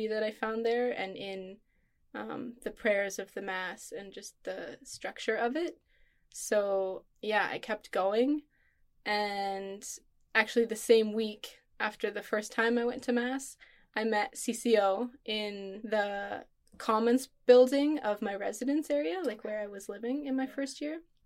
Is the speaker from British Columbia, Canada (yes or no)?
no; Manitoba, Canada; I grew up in Manitoba, Canada